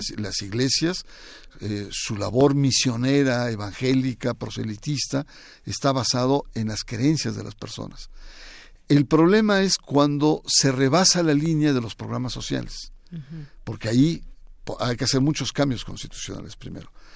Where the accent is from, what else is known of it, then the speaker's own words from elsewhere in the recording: Mexico; del ADN de los mexicanos, que nos ha costado mucho